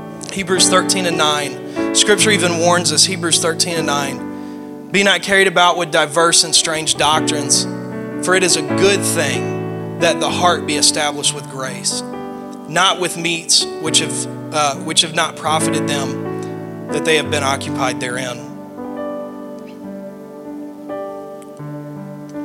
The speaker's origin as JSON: {"language": "English", "region": "the South", "country": "United States", "said": "I'm from the South"}